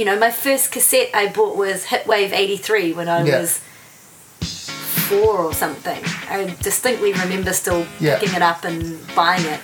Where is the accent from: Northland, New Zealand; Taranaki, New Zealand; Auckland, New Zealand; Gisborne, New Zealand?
Northland, New Zealand; Whangarei; moved away as an adult; now in Wellington, New Zealand; I was born in Wellington, and then my family moved up to Whangarei when I was 8